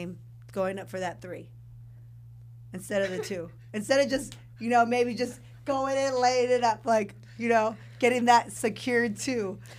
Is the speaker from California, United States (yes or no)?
yes; California, United States; Well, growing up, I did. I mean, because I'm from California.